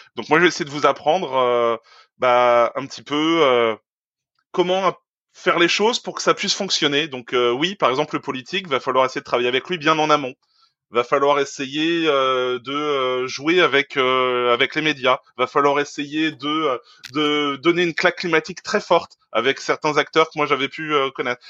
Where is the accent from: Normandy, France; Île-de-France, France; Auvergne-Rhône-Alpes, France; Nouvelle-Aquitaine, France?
Normandy, France; near Caen; moi je suis normand, à côté de Caen